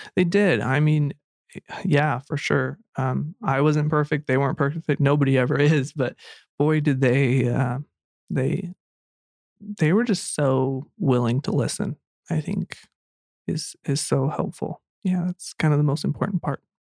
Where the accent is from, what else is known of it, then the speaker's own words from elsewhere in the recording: Pocatello, Idaho, United States; I grew up in Idaho and, uh, and in Pocatello, Idaho